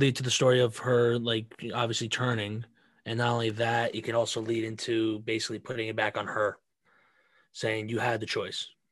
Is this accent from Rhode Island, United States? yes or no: yes; Rhode Island, United States; I'm from Rhode Island.